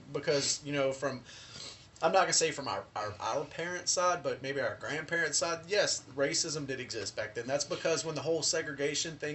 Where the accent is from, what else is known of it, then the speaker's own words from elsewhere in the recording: South Louisiana, United States; I am from South Louisiana. I love my heritage. I love where I'm from. I'm a Cajun through and through